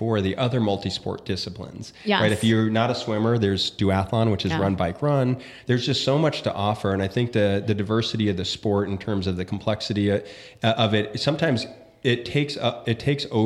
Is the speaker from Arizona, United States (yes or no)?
yes; Tempe, Arizona, United States; moved away as an adult; my hometown of Tempe, Arizona. It's where I grew up